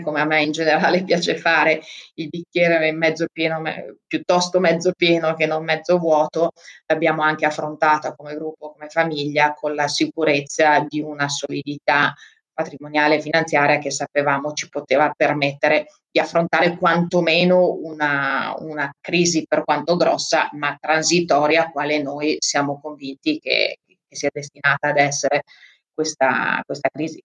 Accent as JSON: {"language": "Italian", "region": "Trentino-Alto Adige", "country": "Italy", "also_born_or_lived": "Africa", "moved": "as an adult", "said": "io sono molto legata anche alla mia terra, al Trentino"}